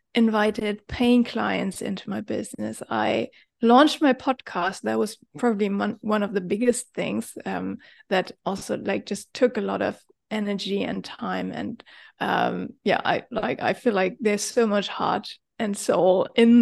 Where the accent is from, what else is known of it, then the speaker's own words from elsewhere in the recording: Germany; moved away as an adult; now in Bali, Indonesia; I am originally from Germany